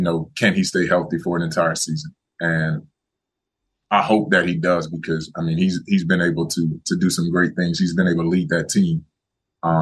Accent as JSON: {"language": "English", "area": "Lake Okeechobee", "region": "South Florida", "country": "United States", "tie": "born or raised there", "said": "I grew up in South Florida, right on Lake Okeechobee."}